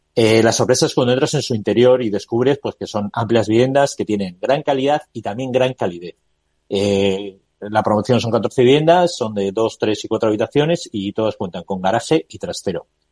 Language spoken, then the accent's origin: Spanish; Bilbao, Basque Country, Spain; soy de Bilbao